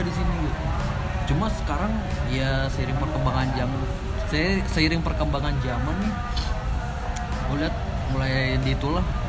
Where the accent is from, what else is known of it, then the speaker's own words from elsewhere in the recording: Jakarta, Indonesia; moved away as an adult; now in Bekasi, Indonesia; anak metropolitan banget Jakarta Selatan